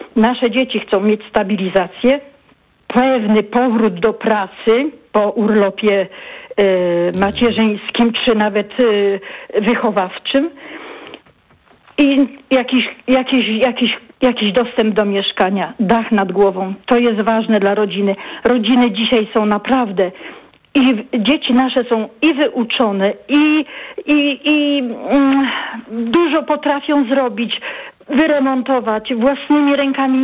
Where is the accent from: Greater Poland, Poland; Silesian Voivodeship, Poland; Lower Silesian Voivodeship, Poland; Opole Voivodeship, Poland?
Opole Voivodeship, Poland; ja jestem właśnie nie z Opola, z Opolskiego. Y, to jest prowincja.